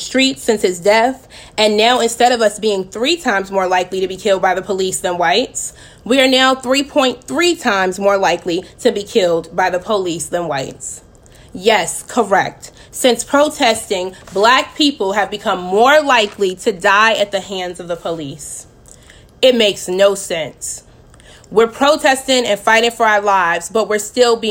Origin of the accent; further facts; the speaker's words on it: New York City, New York, United States; also born or lived in Virginia; I'm from the Bronx, New York